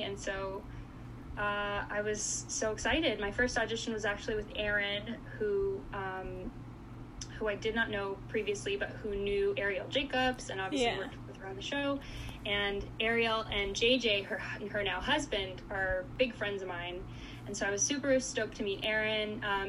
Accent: Goiânia, Goiás, Brazil; born there; So in Goiânia, it's a city close to Brasília, the capital, sort of. It's like 3 hours away. But it's like the Nashville of Brazil.

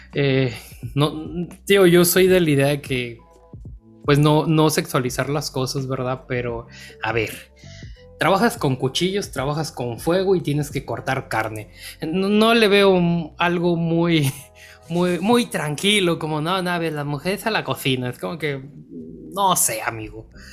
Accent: Sinaloa, Mexico; como sinaloense compartimos eso

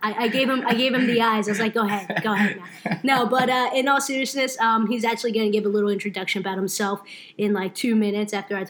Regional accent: New Jersey, United States; also born or lived in Brooklyn; But I pretty much grew up in Jersey kid. At heart, you can say I love the Jersey Shore. So, you know, that really makes me Jersey.

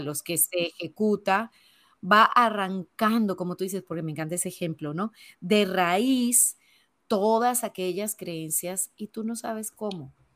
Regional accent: Venezuela; moved away as an adult; also born or lived in Spain; now in Panama; yo nací pues, en Venezuela. Llevo veintipico de años ya fuera del país donde nací

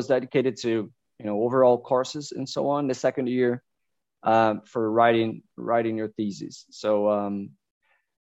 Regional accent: Campina Grande, Paraíba, Brazil; moved away as an adult; also born or lived in Denmark; now in Germany; I'm originally from, we call it big fields, Campina Grande

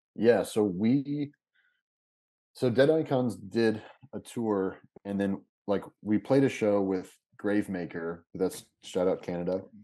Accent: Kentucky, United States; moved away as an adult; also born or lived in Lexington / Chicago; I'm from Kentucky originally

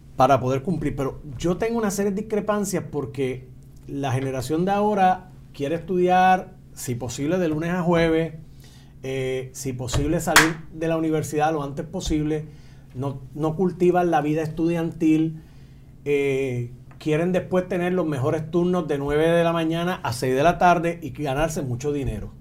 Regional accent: Utuado, Puerto Rico; en mi pueblo de Utuado

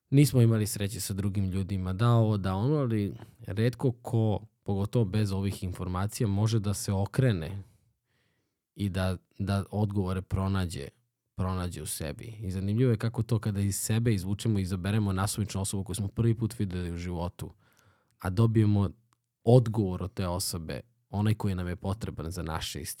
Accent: Obrenovac, Belgrade, Serbia; kod, kod nas u Obrenovcu ima, ima čovek koji recimo koji je muzičar vrstan

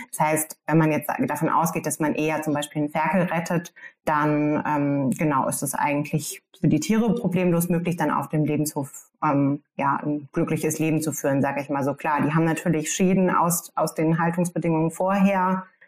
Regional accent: Germany

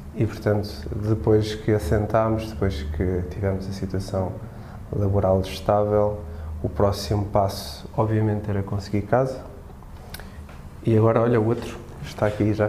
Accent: Lisbon, Portugal; also born or lived in Madeira; sou madeirense, vivo há muitos anos aqui em Lisboa, praticamente desde o meu primeiro mês de vida

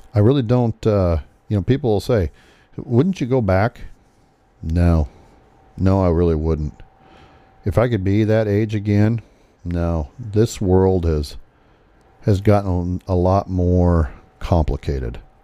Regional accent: Podunk, Nebraska, United States; the little town that I grew up in in Podunk, Nebraska

